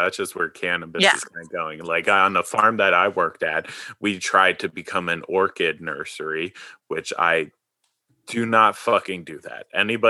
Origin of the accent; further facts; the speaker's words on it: Maple Shade, New Jersey, United States; moved away as an adult; now in Oregon, United States; I'm from right outside of Philadelphia. I grew up in Maple Shade, which is between Camden and Cherry Hill.